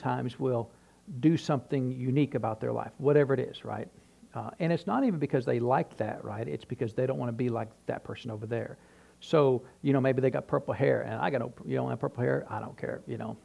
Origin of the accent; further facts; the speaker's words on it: New Hampshire, United States; now in Tennessee, United States; when I was growing up in New Hampshire